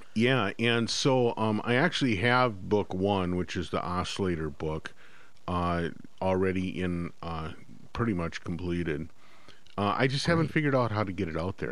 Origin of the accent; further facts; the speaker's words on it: Midwest, United States; moved away as an adult; now in Northfield, United States; both my wife and I grew up in the Midwest